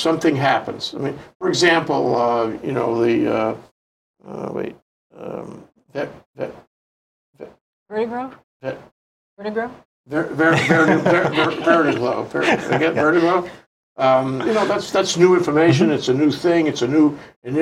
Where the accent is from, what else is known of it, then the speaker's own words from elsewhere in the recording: New York, United States; now in Hawaii, United States; When I was a kid growing up in New York